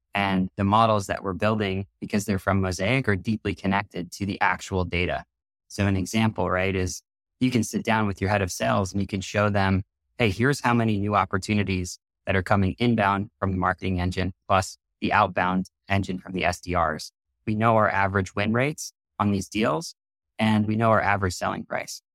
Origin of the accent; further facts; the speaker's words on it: New York City, New York, United States; I grew up on the East Coast in New York City